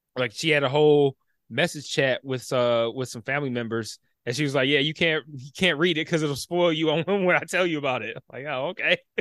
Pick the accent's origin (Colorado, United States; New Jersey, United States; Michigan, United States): Michigan, United States; Detroit; I grew up in Detroit.